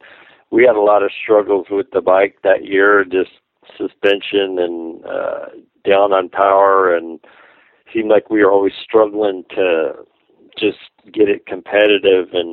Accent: SoCal, California, United States; I grew up out here in SoCal.

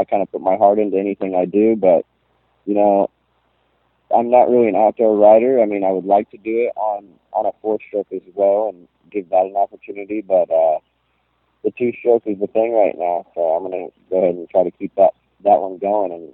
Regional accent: Pacific Northwest, United States; I'm from the Pacific Northwest

